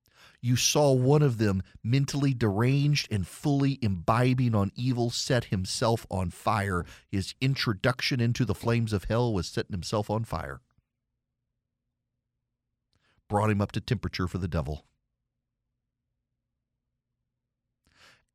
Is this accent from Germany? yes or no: no; Dubai, United Arab Emirates; when I was a kid, my favorite cartoon growing up in Dubai was Danger Mouse.